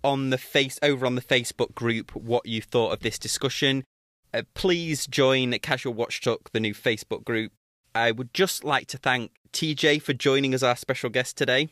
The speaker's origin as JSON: {"language": "English", "town": "Manchester", "region": "North West England", "country": "United Kingdom", "tie": "born or raised there", "said": "my hometown of Manche, my home city of Manchester"}